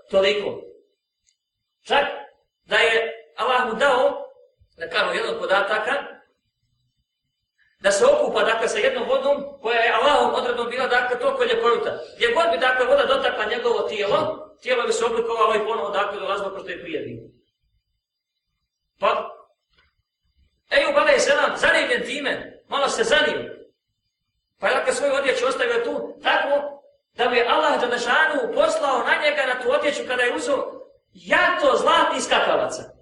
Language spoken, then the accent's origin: Croatian; Bosnia & Herzegovina; now in Austria; što kažu kod nas u Bosni